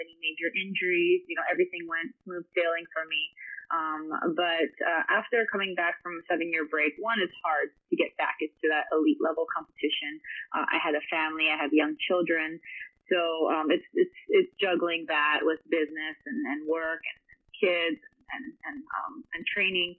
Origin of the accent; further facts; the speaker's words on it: Honolulu, Hawaii, United States; I started at the age of 5 growing up in Honolulu, Hawaii